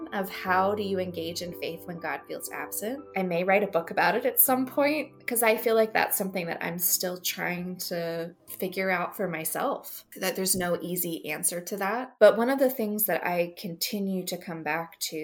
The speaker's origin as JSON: {"language": "English", "country": "United States", "said": "as American Christians"}